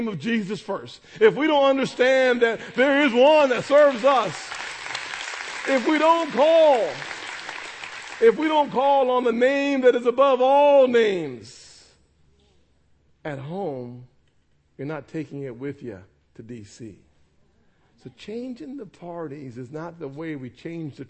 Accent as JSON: {"language": "English", "town": "North Charleston", "region": "South Carolina", "country": "United States", "tie": "born or raised there", "also_born_or_lived": "Washington", "said": "I'm from North Charleston, the holy city of North Charleston"}